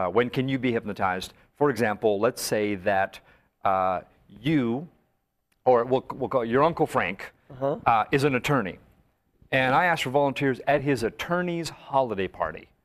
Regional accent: northern Alberta, Canada; growing up in Canada as a kid, especially in northern Alberta

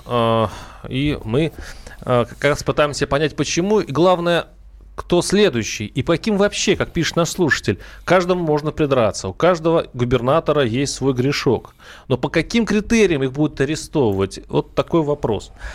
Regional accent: Saransk, Mordovia, Russia; moved away; я сам вырос в Мордовии, город Саранск

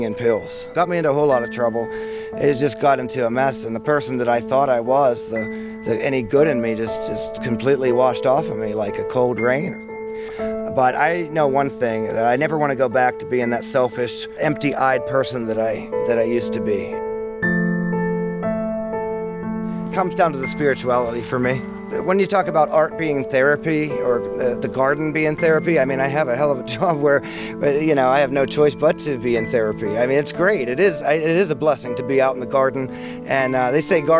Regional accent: Beaver County, Pennsylvania, United States; I was born and raised in Beaver County, Eastville, 1987

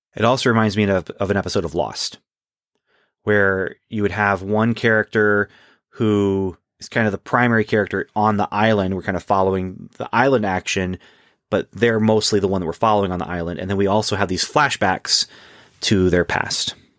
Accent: Canada; growing up in Canada

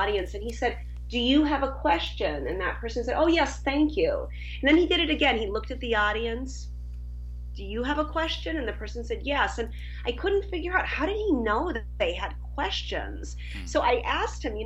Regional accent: Minnesota, United States; moved away as an adult; also born or lived in Southeast Asia / Southern Africa; now in Paris, France; I'm from the U.S. originally. As you can tell from my accent, I was raised in Minnesota

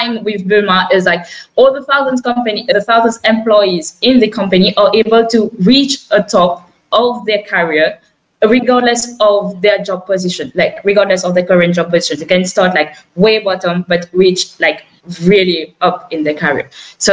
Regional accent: Mauritius; now in France; me and Nabil, we're from Mauritius

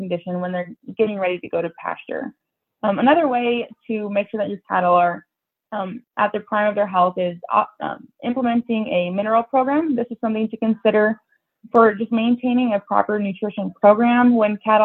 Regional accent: Columbus, Nebraska, United States; also born or lived in North Dakota; I grew up outside Columbus, Nebraska on my family's cow-calf operation.

